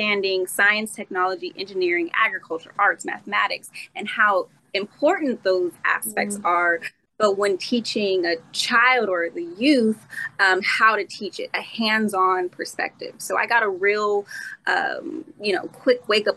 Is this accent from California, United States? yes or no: yes; Rancho Cucamonga, California, United States; I'm actually from California, a town called Cucamonga, which is a wine country. So I grew up predominantly around vineyards and wineries